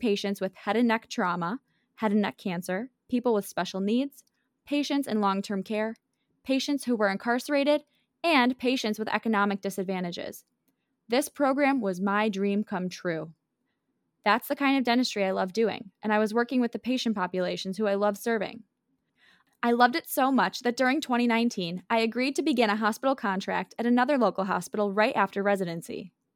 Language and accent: English; Buffalo, New York, United States; my hometown of Buffalo, New York